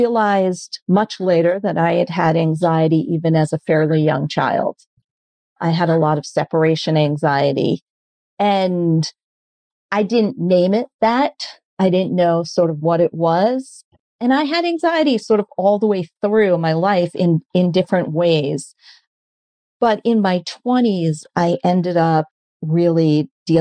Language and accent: English; New York City, New York, United States; moved away as an adult; also born or lived in Hoboken, New Jersey; now in Columbus, United States; I am a lifelong New Yorker. So came from Manhattan, then I moved to Hoboken